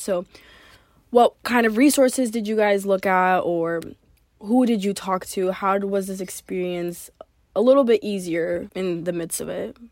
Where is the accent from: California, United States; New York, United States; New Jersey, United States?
California, United States; Orange County; moved away as an adult; now in Notre Dame, United States; I'm originally from Orange County, California